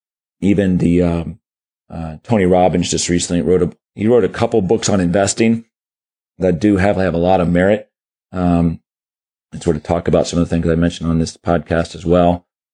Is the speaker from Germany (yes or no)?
yes; Germany; born there; every 7 years we go to Germany. I was born in Germany.